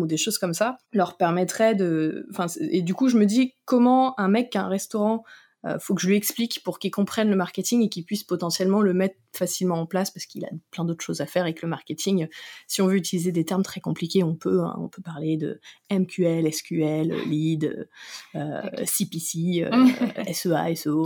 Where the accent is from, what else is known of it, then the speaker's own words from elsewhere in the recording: Noirmoutier, Pays de la Loire, France; moved away; j'ai grandi à Noirmoutier.